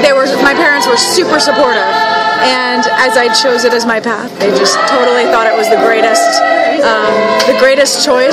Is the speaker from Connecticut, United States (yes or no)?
yes; Connecticut, United States; now in New York City, United States; I'm originally from Connecticut, and I've been in New York for a long time now.